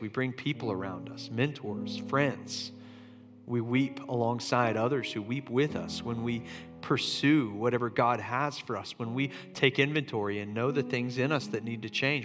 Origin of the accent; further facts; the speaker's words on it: Charleston, United States; moved away; my hometown of Charleston